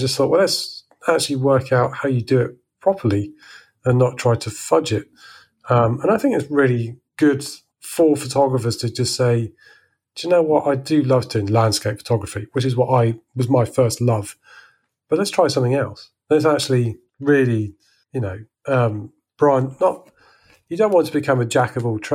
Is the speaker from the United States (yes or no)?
no; Salisbury, South West England, United Kingdom; moved away as an adult; now in France; I grew up in Salisbury